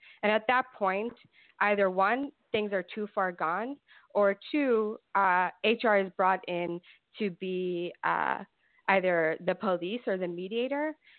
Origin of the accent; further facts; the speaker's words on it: Brooklyn, New York, United States; now in Ithaca, United States; So originally from Brooklyn, I'm wearing my Brooklyn t-shirt now to represent because I'm very far away from there.